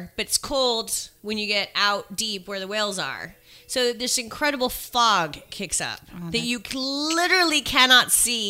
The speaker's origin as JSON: {"language": "English", "country": "Panama", "tie": "born or raised there", "moved": "yes", "lives_now": "United States", "said": "On my passport, it's American passport, but I was born in Panama."}